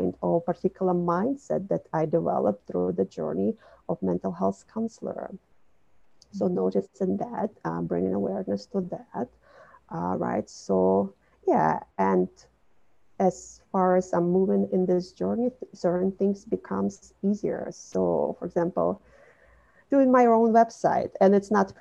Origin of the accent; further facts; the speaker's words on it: Minsk, Belarus; moved away as an adult; also born or lived in Brooklyn, New York City; now in New York City, United States; I was born and raised in Belarus, Minsk, as a part of Soviet Union